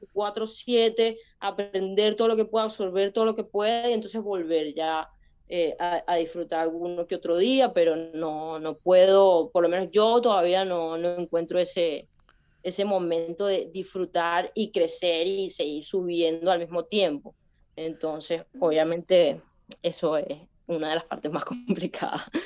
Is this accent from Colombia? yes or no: no; Venezuela; moved away; also born or lived in Spain; otro venezolano